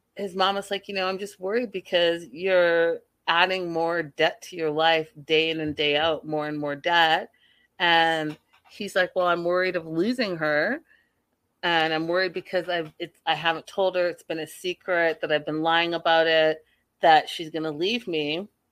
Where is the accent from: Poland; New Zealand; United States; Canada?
Canada; I'm from Canada.